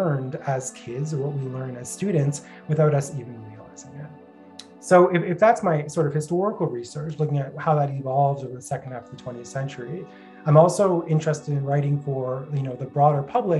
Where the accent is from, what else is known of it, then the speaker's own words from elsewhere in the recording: Brampton, Ontario, Canada; I'm from Brampton.